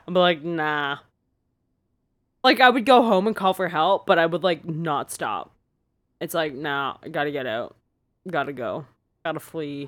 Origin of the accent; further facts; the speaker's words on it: Canada; I'm so Canadian